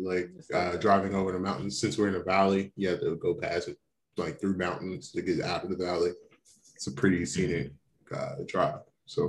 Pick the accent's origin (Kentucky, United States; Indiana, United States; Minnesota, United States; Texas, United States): Kentucky, United States; now in Fresno, United States; fresh from Kentucky, man. It was beautiful. You know, back in my hometown, got to see the folks.